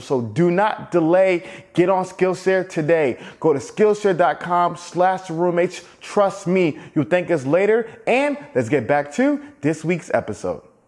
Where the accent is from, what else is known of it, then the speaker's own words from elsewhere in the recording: Atlanta, Georgia, United States; also born or lived in Alabama; growing up in Atlanta